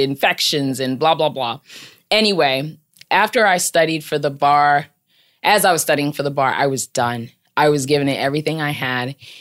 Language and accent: English; Maryland, United States; moved away as an adult; now in New York City, United States; I'm from Maryland, so my family's in Maryland, and I'm out here in New York City